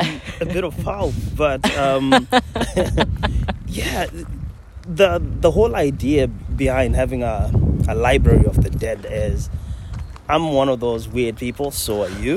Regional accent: Zimbabwe; now in Scotland; I'm from Zimbabwe originally, but now I'm the most Scottish man alive.

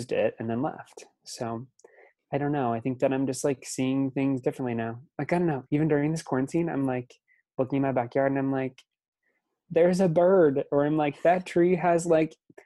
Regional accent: Lincoln, Nebraska, United States; born and raised in Lincoln, this little liberal bubble in the middle of Nebraska

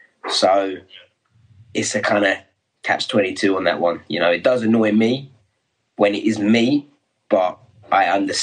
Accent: London, United Kingdom; I'm the Londoner, why aren't I on it?

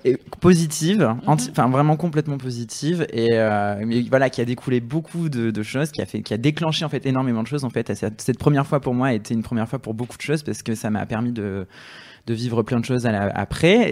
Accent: south of France, France; moi je viens du sud de la France

